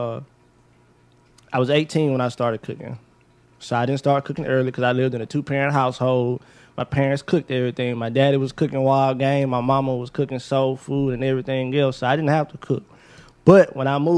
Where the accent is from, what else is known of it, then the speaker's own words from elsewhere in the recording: United States; I'm from South Park